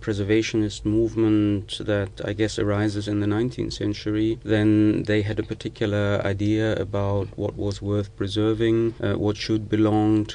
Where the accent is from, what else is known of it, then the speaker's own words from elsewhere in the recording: the Ruhr, North Rhine-Westphalia, Germany; I'm coming from the Ruhr, and the Ruhr is probably the most important industrial heritage region in Germany